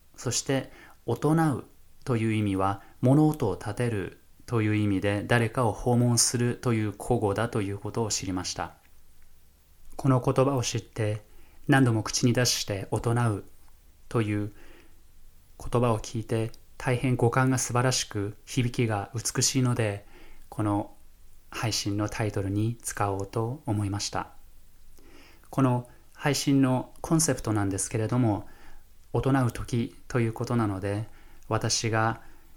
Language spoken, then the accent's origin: Japanese; Fukushima, Japan; moved away as an adult; now in Minnesota, United States; 私は日本出身福島県の出身でして